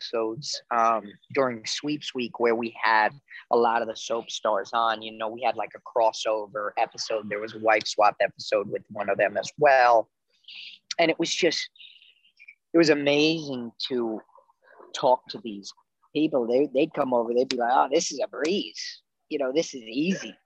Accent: New Jersey, United States; growing up in New Jersey

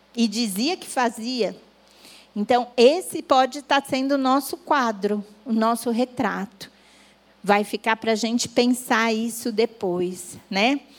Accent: São Paulo, Brazil; moved away as an adult; now in Guarujá, Brazil; Nasci em São Paulo, morei em São Paulo Fazem um pouco mais de dois anos que mudamos para o Guarujá.

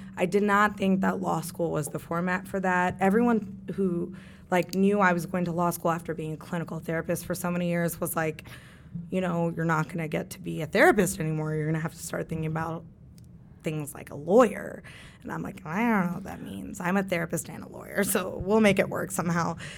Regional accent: Kentucky, United States; I grew up in Kentucky

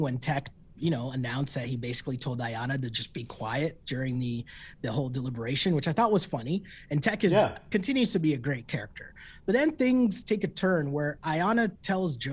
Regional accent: Toronto, Ontario, Canada; we're from Toronto

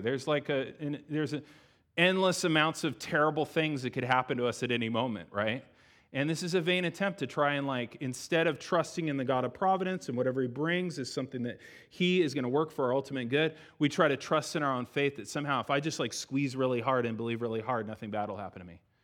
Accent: United States; we're Americans.

